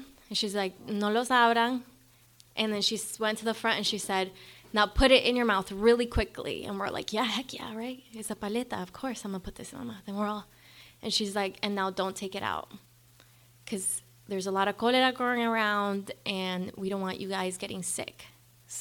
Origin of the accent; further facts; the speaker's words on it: Managua, Nicaragua; moved away; I was born in Managua, Nicaragua, in a barrio called Chico Pelon.